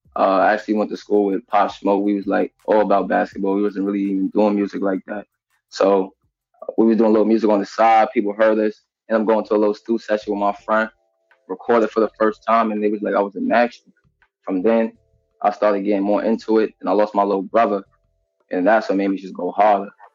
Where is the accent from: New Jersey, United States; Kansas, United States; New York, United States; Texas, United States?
New York, United States; New York City; I'm from Queens, Jamaica, Queens, Southside